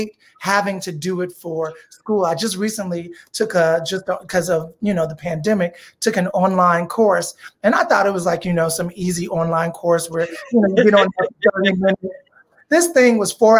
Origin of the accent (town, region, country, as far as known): Chicago, Illinois, United States; born or raised there; accent: slight Southern drawl; moved away as an adult